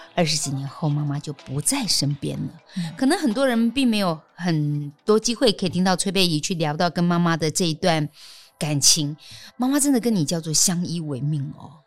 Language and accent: Chinese; Keelung, Taiwan; 我国中那一年嗯住基隆，然后那时候是租房子，在嗯海事专科学校对面